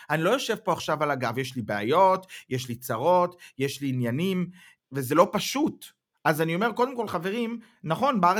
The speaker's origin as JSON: {"language": "Hebrew", "country": "Israel", "lives_now": "Germany", "said": "היום אני גרמני-ישראלי, אני חי פה, אני יודע בראש ובלב שאני אף פעם לא אוכל לחיות בישראל כמו שחייתי קודם"}